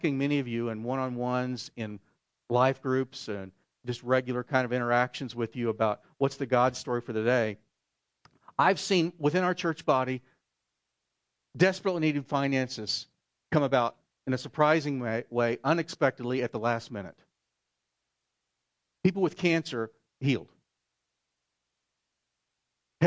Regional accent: Oklahoma, United States; I'm from Oklahoma.

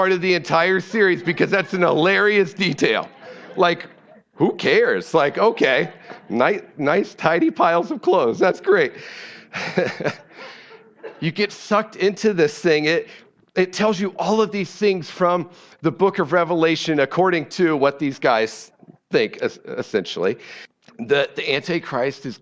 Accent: Ohio, United States; moved away; I'm from Ohio, and so I'm a Cleveland Browns fan

